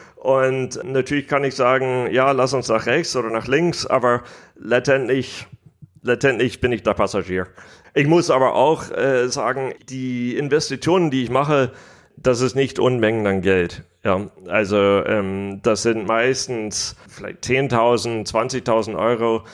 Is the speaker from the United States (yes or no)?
yes; United States; accent: American; German is a second language; moved away; also born or lived in Germany; Ich bin hauptsächlich in Amerika aufgewachsen